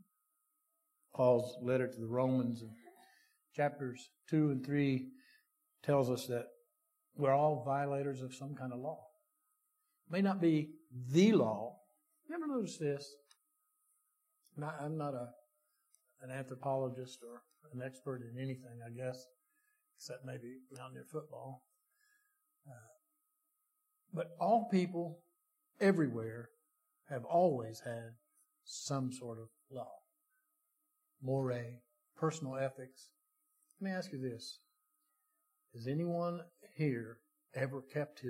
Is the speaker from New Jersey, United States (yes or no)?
no; West Virginia, United States; I'm from West Virginia.